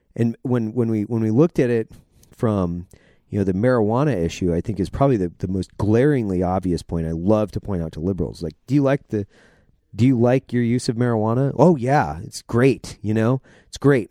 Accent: Idaho, United States; I'm from Idaho. My dad was a logger

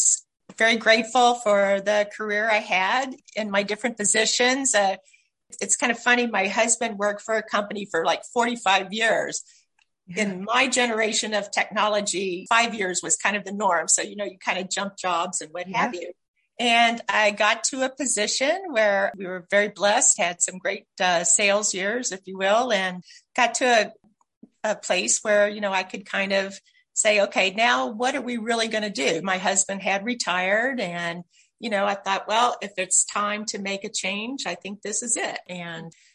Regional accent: Louisville, Kentucky, United States; moved away as an adult; also born or lived in Ohio; now in California, United States; I actually am a Kentucky girl. So I grew up in Louisville.

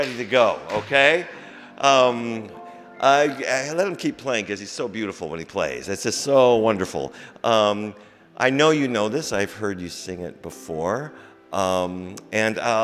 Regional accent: Iowa, United States; now in Boston, United States; I grew up in the Midwest

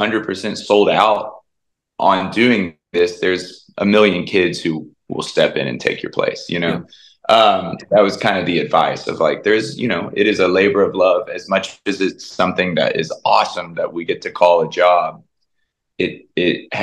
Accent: Tennessee, United States; me as a kid growing up in Tennessee

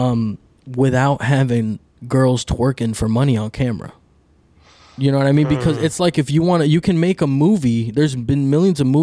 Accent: New York City, New York, United States; also born or lived in Dominican Republic / Miami; I was born in New York City, but I lived in DR for a bit. So I know what it is to, I'm first generation American

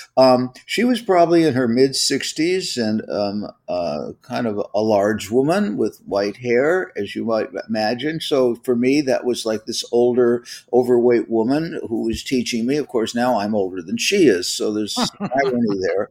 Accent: Los Angeles, California, United States; I'm from the Los Angeles area. The first house that I lived in was in Studio City.

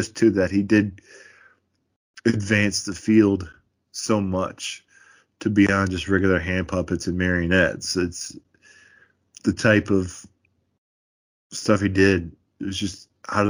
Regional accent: Iowa, United States; I'm from Iowa

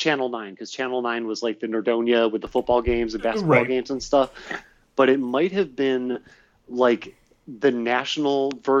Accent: Euclid / Nordonia, Ohio, United States; this would have either been in sixth grade when I was like going to Euclid, or this would have been in seventh grade as I moved back from Euclid going to the middle school, Nordonia Middle School

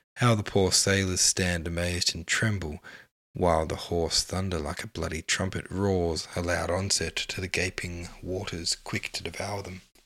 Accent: Australia; as an Australian

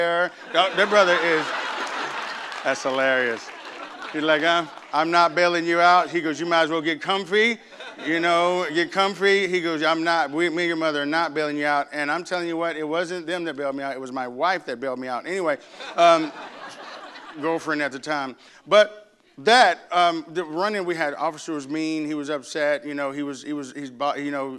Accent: Arkansas, United States; moved away; I grew up in Arkansas

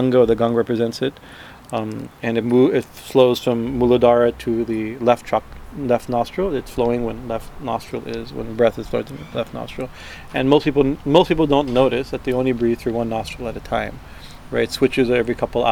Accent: Prayagraj, Uttar Pradesh, India; That's my guru's ashram, that's my hometown

